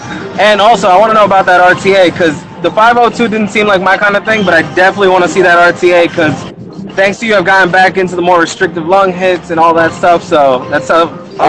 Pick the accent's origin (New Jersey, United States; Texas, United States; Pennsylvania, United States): New Jersey, United States; I'm actually in PA, but I'm a Jersey boy, born and raised.